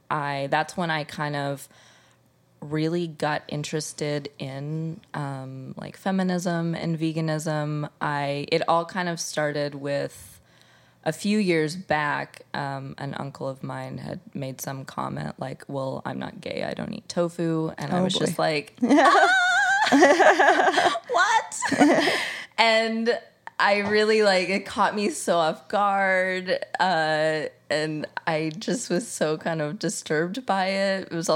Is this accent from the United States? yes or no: yes; Midwest, United States; you know, I was from the Midwest, so I was very kind of removed from the whole foodie culture